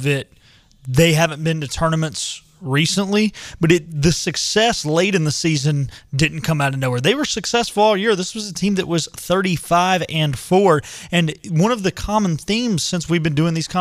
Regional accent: North Carolina, United States; growing up in North Carolina

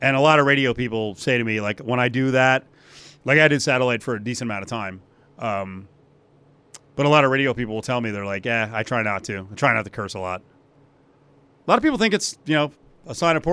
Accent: New Jersey, United States; It's my home state, New Jerseyan, New Jerseyite

